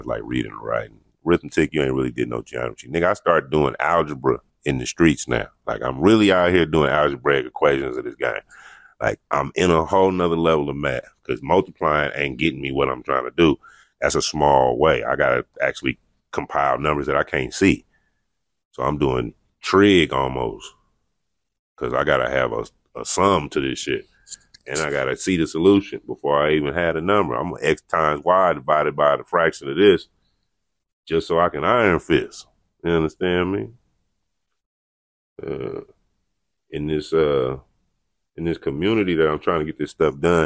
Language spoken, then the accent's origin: English; United States; I'm from America